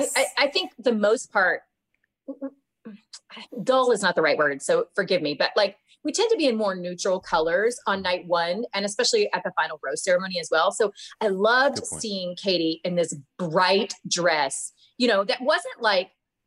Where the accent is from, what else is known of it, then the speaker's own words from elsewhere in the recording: the South, United States; I never was one of those people that felt super confident doing that because I'm from the South.